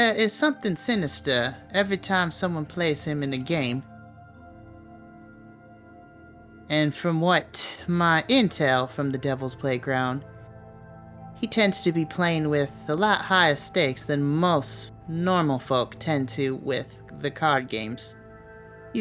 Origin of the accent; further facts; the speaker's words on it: California, United States; I am from California.